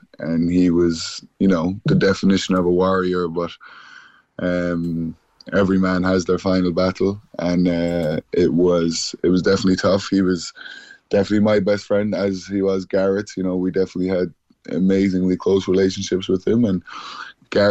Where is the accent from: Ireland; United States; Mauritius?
Ireland; Cork, Munster; we grew up in Mayfield and in the Glen